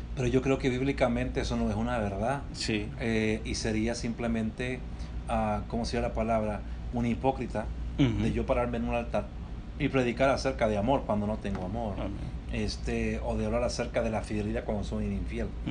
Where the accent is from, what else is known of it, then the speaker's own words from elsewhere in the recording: Chile; moved away as an adult; also born or lived in New York, United States; now in Tempe, United States; yo soy una persona original de Chile, este, nací en Chile eh, y en el año 96 llegué a Estados Unidos.